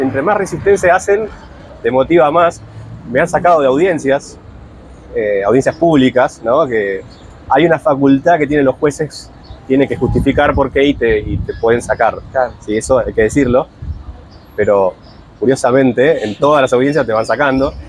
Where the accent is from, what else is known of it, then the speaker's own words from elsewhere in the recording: Buenos Aires, Argentina; Capital Federal, de donde soy yo